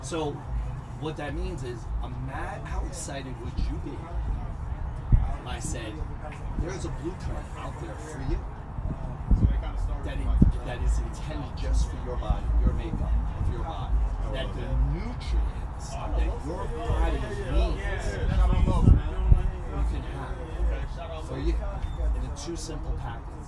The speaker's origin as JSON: {"language": "English", "town": "New York City", "region": "New York", "country": "United States", "also_born_or_lived": "New Jersey / Pittsburgh, Pennsylvania", "moved": "yes", "lives_now": "Dallas, United States", "said": "I'm originally from Jersey and New York, Brooklyn, New York"}